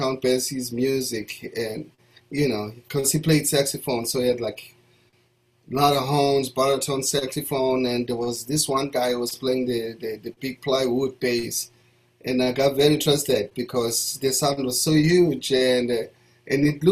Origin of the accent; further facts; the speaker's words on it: Soweto, Gauteng, South Africa; also born or lived in Alexandra, South Africa; now in United States; I was born in Alexandra Township, which is a town about 25 minutes away from Johannesburg City. And then when I was about 3 months old, they moved me to my grandmother's house in the township of Soweto